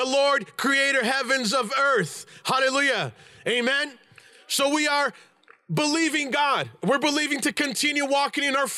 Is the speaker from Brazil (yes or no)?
yes; Brazil; moved away; I'm Brazilian, I was born in Brazil